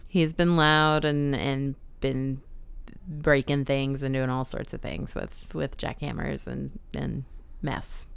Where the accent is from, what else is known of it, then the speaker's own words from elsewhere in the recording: San Antonio, Texas, United States; moved away as an adult; now in Baltimore, United States; I grew up in San Antonio